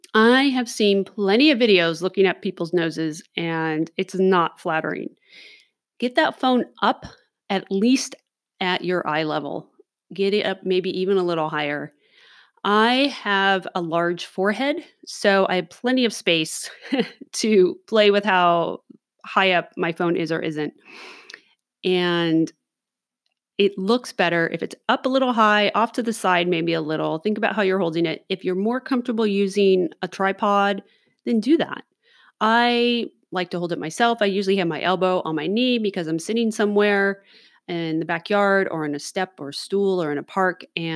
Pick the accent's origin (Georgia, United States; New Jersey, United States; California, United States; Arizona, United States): California, United States; Los Angeles; now in Oregon City, United States; maybe because I grew up in Los Angeles or who knows what, a little more cautious when I'm out in public